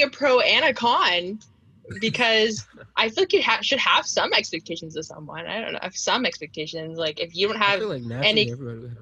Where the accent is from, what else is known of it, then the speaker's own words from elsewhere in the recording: Gainesville, Virginia, United States; I am 21 years old. I'm from Gainesville, Virginia